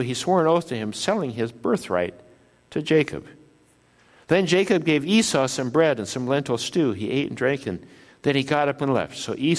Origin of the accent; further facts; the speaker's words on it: Japan; born there; I was born in Japan. My parents are missionaries in Japan, and so I was born in Japan of parents who were citizens of the United States, descended from Norwegian immigrants.